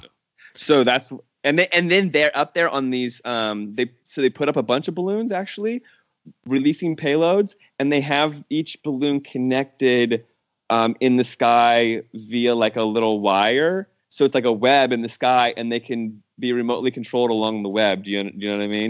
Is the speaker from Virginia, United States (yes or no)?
yes; Herndon, Virginia, United States; born or raised there; moved away as an adult; also born or lived in California / New Orleans